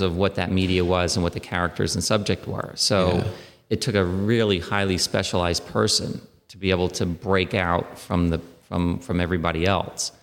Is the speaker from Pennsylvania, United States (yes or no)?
no; New York City, New York, United States; I was born in Queens and then uh, lived in and around the city my entire life